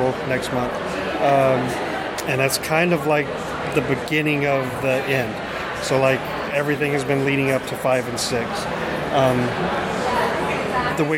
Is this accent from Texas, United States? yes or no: yes; Texas, United States; I was raised in the church. My family, very Southern Baptist, coming from Texas